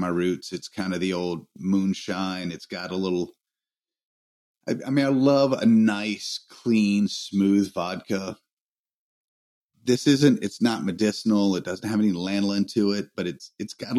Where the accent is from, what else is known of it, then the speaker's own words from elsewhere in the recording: Greenville, South Carolina, United States; they were at my hometown while I was in Salt Lake.